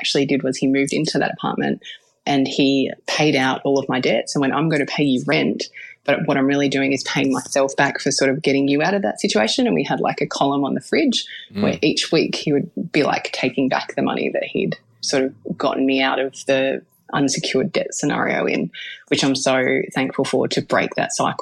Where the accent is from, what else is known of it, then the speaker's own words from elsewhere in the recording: Melbourne, Victoria, Australia; I'm from Melbourne in the northern suburbs